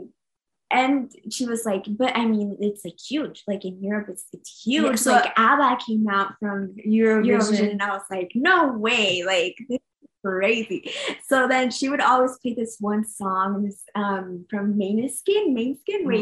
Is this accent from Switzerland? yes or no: no; Nogales, Arizona, United States; also born or lived in Phoenix, Arizona; we lived in Phoenix, and then we moved to Nogales